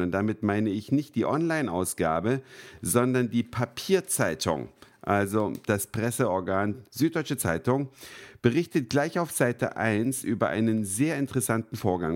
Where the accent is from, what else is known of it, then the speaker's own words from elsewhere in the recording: Germany; wir als Deutsche